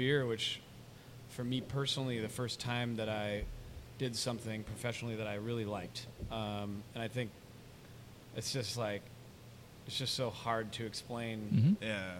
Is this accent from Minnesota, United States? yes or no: yes; Minnesota, United States; moved away as an adult; now in Tampa, United States; I'm from Minnesota.